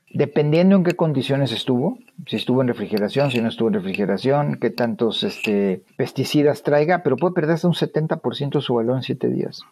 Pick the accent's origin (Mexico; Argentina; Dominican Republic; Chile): Mexico; Monterrey, Nuevo León; now in United States; los que somos de Monterrey